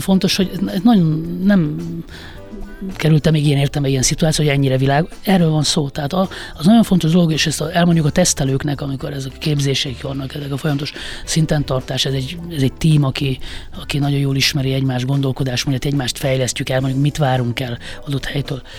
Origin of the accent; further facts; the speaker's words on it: Hungary; egy vidéki középosztály, egy családba születtem